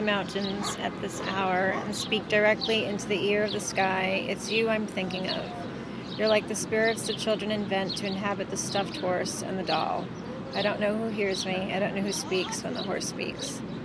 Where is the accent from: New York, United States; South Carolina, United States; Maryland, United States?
New York, United States; New York City; I'm a producer, born and raised in New York City